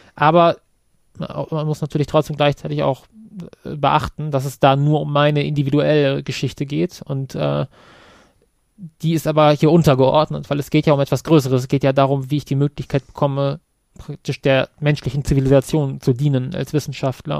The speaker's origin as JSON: {"language": "German", "town": "Kassel", "region": "Hesse", "country": "Germany", "tie": "born or raised there", "said": "Kassel zum Beispiel als meine Heimatstadt"}